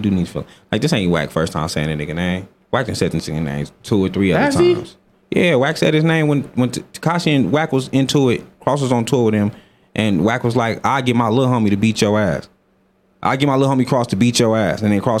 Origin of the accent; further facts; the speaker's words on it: Las Vegas, Nevada, United States; now in Sweden; Like, I'm from Vegas. I know how this shit go.